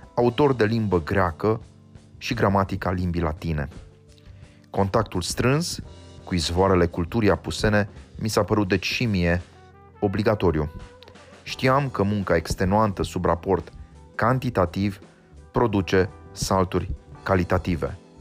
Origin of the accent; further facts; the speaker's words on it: Romania; poziția mea de român